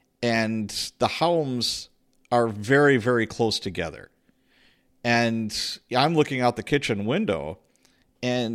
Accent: Chicago, Illinois, United States; moved away; also born or lived in Milwaukee; When I was a kid, I grew up in Chicago, Illinois.

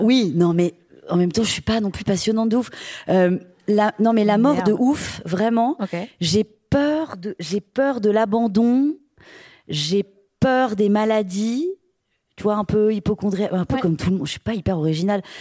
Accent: Brittany, France; je suis bretonne.

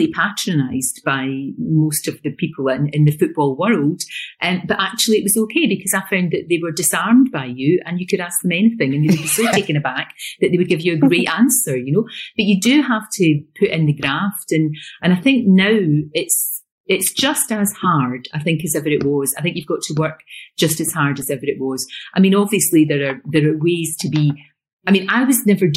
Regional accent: Glasgow, Scotland, United Kingdom; accent: Glasgow; also born or lived in East Kilbride; we moved from Glasgow to East Kilbride, which is about 10 miles when I was growing up

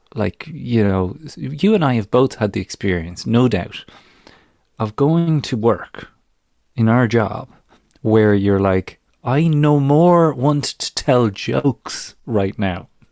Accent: Ireland; now in United Kingdom; youngster growing up in Ireland

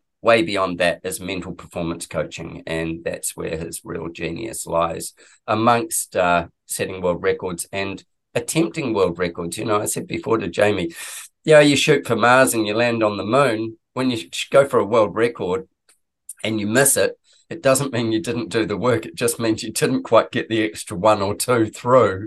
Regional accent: New Zealand; now in Sunshine Coast, Australia; you're a Kiwi like I am, and we both live in Australia

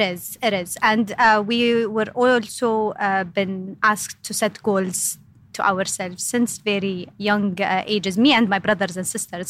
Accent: Eastern Province, Saudi Arabia; So, I am, yes, born and raised in uh, Saudi Arabia, specifically in the eastern side of Saudi

